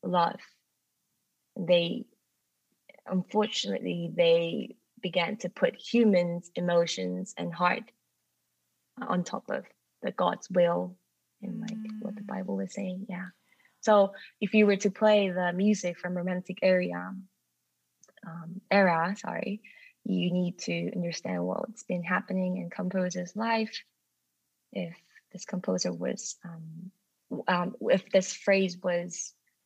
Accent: Jeju, South Korea; English is a second language; moved away as an adult; also born or lived in England / Rochester, New York; my hometown, which is Jeju in South Korea

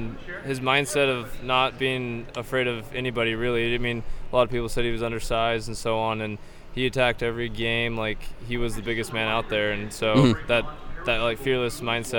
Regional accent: Bend, Oregon, United States; I grew up in Bend, Oregon, and so I grew up and went to Bend High School

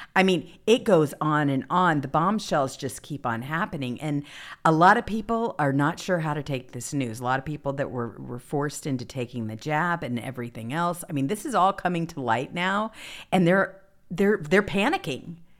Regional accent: the South, United States; I grew up in the South

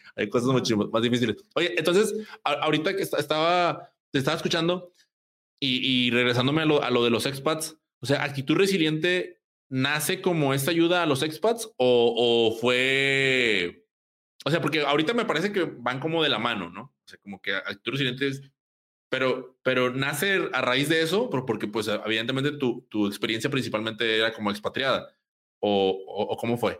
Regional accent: Monterrey, Nuevo León, Mexico; yo soy de Monterrey

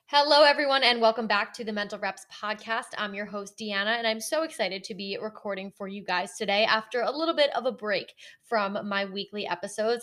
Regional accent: Connecticut, United States; moved away as an adult; now in North Carolina, United States; my entire family and I grew up in Connecticut.

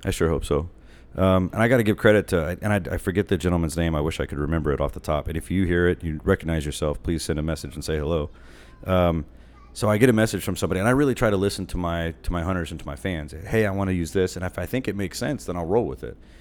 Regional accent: Texas, United States; also born or lived in Austin, Texas; I'm from Texas, so I was living in Austin

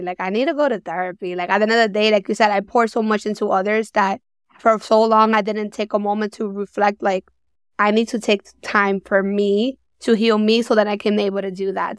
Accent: New York City, New York, United States; Born and raised in New York

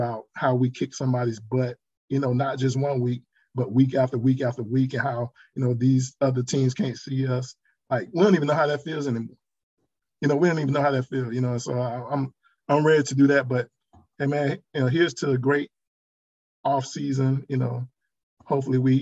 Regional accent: South Carolina, United States; I'm from South Carolina, from an hour from Charlotte

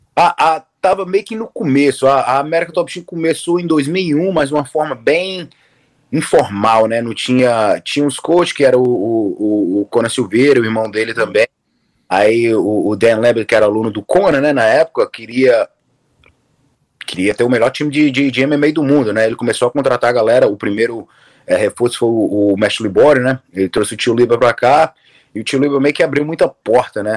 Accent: Fortaleza, Ceará, Brazil; moved away as an adult; also born or lived in South Florida, United States; now in Florida, United States; Sou de Fortaleza, Ceará. Ah. Crescido lá

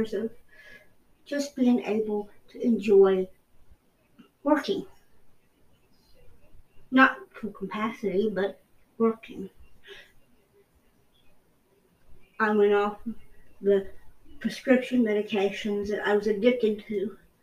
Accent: United States; as an American

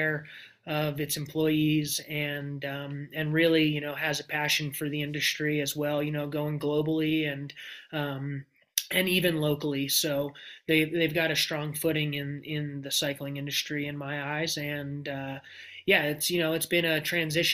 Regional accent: Hillsdale, New Jersey, United States; I grew up in Hillsdale, New Jersey

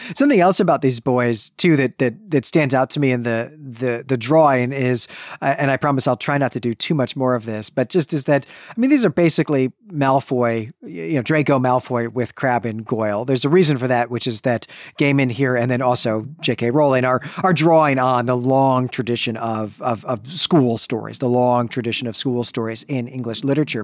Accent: Midwest, United States; born or raised there

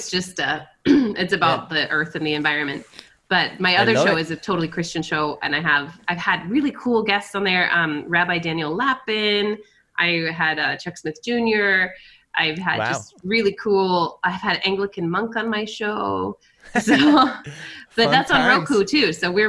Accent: Brunei; also born or lived in France; now in United States; I lived in France for a while. I grew up in Brunei, Borneo, and went to school with the Sultan's kids. And then I've lived in a couple of states across America as well.

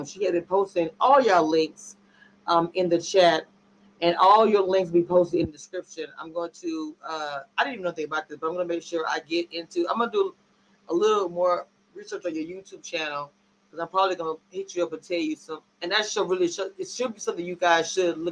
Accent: Louisiana, United States; I'm from Louisiana

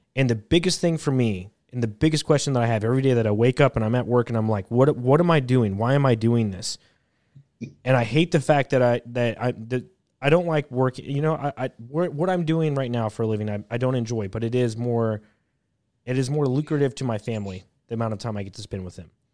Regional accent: United States; being an American

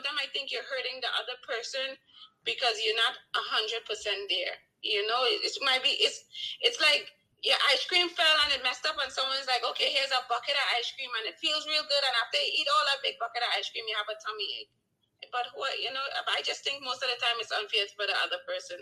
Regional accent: Trinidad & Tobago; accent: Trinidad; now in New York, United States; I'm originally from Trinidad and Tobago, one of the best Caribbean islands in the world

